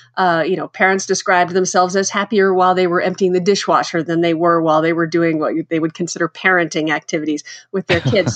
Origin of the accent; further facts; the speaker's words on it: Texas, United States; moved away; also born or lived in Kansas / Chicago / New York; I grew up in Texas and Kansas